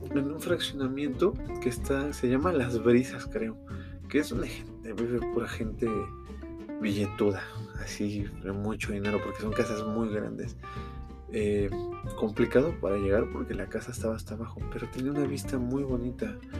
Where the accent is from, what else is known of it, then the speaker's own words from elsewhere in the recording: Mexico City, Mexico; soy de la Ciudad de México